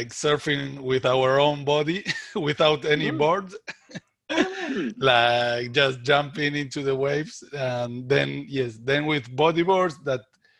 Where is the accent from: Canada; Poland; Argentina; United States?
Argentina; Buenos Aires; I'm Argentinian, and I was raised in Buenos Aires